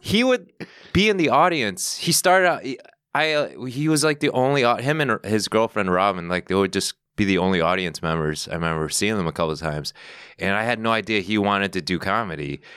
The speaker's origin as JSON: {"language": "English", "town": "Chicago", "region": "Illinois", "country": "United States", "tie": "born or raised there", "also_born_or_lived": "Northwest Indiana", "moved": "as an adult", "lives_now": "New York, United States", "said": "I was born in Chicago, the city, and then I moved out to the, the suburbs, and then, well, I lived in Northwest Indiana for, like, a couple years, and then I moved back, but to the suburbs"}